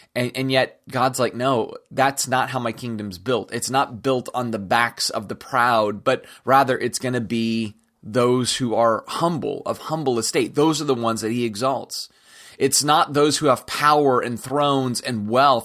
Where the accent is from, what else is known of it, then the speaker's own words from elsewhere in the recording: United States; especially as American Christians, uh, because it's embedded into our American consciousness